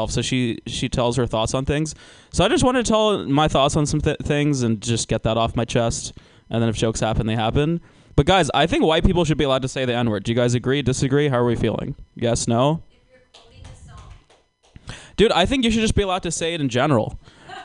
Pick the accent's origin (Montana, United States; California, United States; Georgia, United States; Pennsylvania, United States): Georgia, United States; I'm actually from Georgia